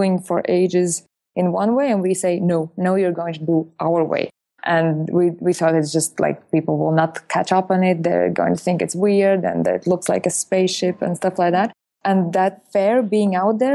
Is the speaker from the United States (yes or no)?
no; Latvia; moved away; I'm originally coming from Latvia, which is Letony or whatever.